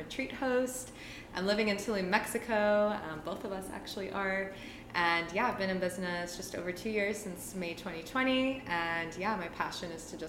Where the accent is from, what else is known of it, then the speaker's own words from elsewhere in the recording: Toronto, Ontario, Canada; moved away as an adult; I'm originally from Toronto